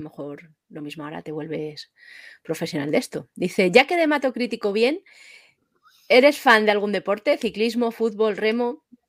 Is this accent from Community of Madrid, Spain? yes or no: yes; Madrid, Community of Madrid, Spain; yo que soy de Madrid